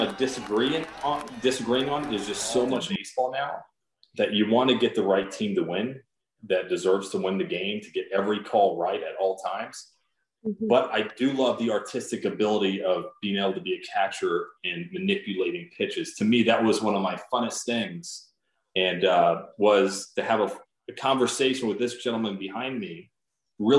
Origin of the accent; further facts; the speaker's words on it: West Palm Beach, Florida, United States; moved away as an adult; I grew up here in West Palm Beach, where I currently live right now